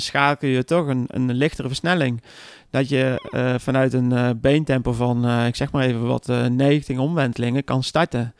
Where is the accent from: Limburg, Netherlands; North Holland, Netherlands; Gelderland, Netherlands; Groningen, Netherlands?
Gelderland, Netherlands; Arnhem; ik kom zelf uit Arnhem